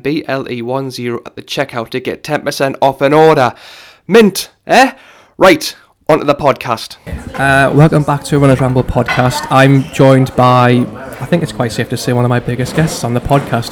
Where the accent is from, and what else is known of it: Newcastle upon Tyne, North East England, United Kingdom; accent: Geordie